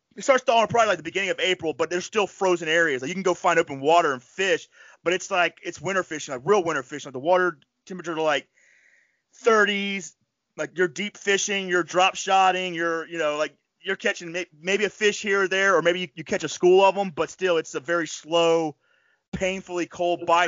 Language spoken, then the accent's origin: English; Florida Panhandle, United States; moved away; I grew up in the Panhandle